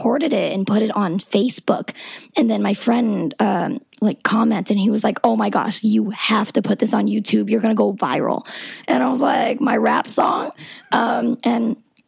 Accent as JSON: {"language": "English", "region": "South Georgia", "country": "United States", "tie": "born or raised there", "said": "I'm from South Georgia. I've been listening to hip hop all my life"}